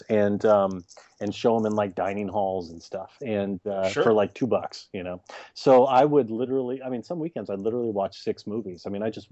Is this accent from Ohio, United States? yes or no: no; Texas, United States; I grew up in Texas